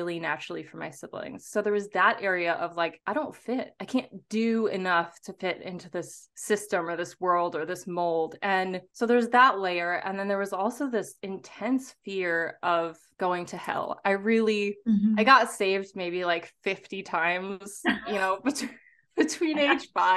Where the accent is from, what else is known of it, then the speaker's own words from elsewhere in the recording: St. Louis, Missouri, United States; I was raised in the Midwest of the United States, Turtle Island, and I was raised in St. Louis